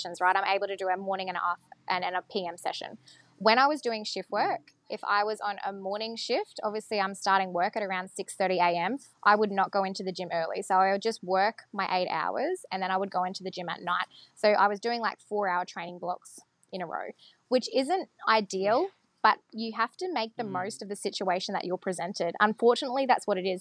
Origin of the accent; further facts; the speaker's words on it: Mackay, Queensland, Australia; I am from Mackay, I've lived there for 20 years